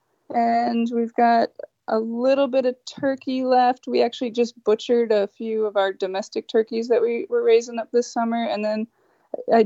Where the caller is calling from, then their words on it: Northeast Minnesota, United States; I am calling from Northeast Minnesota